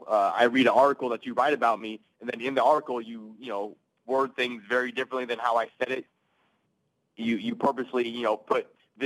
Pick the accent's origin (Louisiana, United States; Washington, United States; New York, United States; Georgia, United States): Washington, United States; Seattle; definitely a Seahawks guy because I'm from Seattle, so a big Seahawks fan for you know a long time. You know, I lived there the entire time.